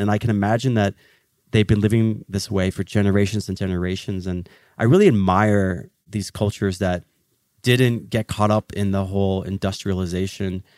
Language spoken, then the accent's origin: English; Philadelphia, Pennsylvania, United States; I was born in Philadelphia, the city that your brotherly love. But my parents came from Egypt the year before I was born, and so I grew up in an Egyptian family